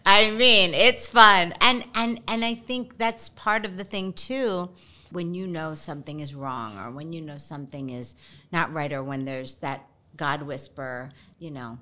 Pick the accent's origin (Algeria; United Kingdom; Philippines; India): Philippines; I'm Filipino